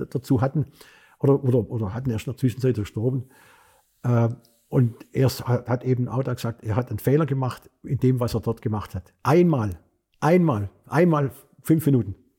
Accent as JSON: {"language": "German", "region": "Swabia", "country": "Germany", "also_born_or_lived": "Korea", "moved": "yes", "said": "als Schwabe"}